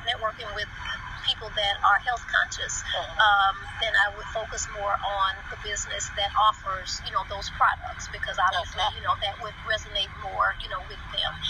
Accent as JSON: {"language": "English", "town": "New Orleans", "region": "Louisiana", "country": "United States", "tie": "born or raised there", "also_born_or_lived": "Baton Rouge, Louisiana", "moved": "as an adult", "lives_now": "North Carolina, United States", "said": "I am originally from Baton Rouge, Louisiana, where I was born. Okay. Um, moved to New Orleans with my mom and my sister when I was about three years old, and um, so I lived there until I graduated from high school."}